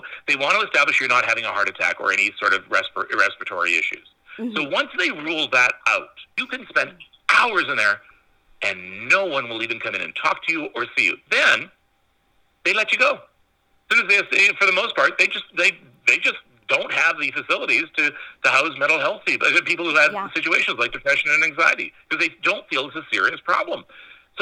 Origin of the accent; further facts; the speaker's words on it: North Bay, Ontario, Canada; I grew up in North Bay.